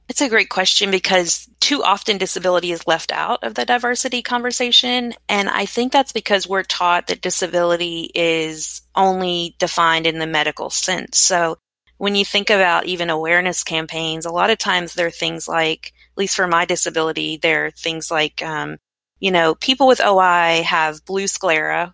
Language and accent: English; Frankfort, Kentucky, United States; I was born in Frankfort, Kentucky